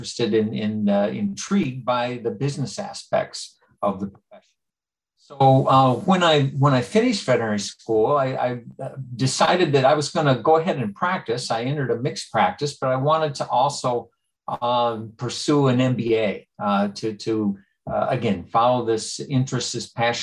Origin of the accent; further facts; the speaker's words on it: Lower Peninsula of Michigan, United States; I grew up in the center of the Lower Peninsula of Michigan, in a rural community, a small town